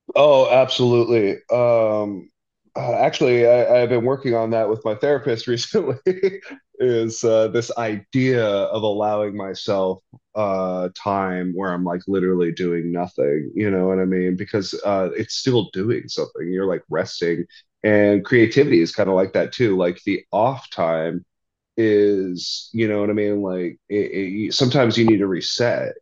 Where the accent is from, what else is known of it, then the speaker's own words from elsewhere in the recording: Arizona, United States; growing up in Arizona